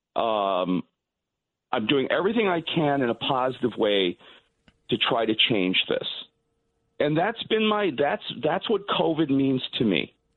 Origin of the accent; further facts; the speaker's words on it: New York City, New York, United States; like most Jewish guys growing up in Brooklyn.